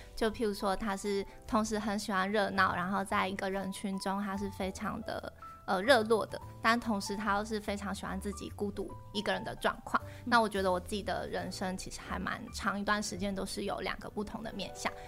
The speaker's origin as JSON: {"language": "Chinese", "country": "Taiwan", "tie": "born or raised there", "also_born_or_lived": "Phuket, Thailand", "first_language": "Chinese", "said": "我是，呃，领着泰国护照，但是我是台湾出生的小孩"}